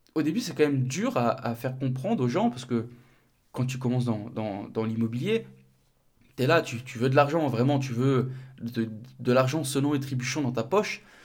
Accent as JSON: {"language": "French", "region": "north of France", "country": "France", "tie": "born or raised there", "moved": "yes", "said": "mon cabinet de comptabilité, il est dans le nord, pas très loin de, ma ville natale"}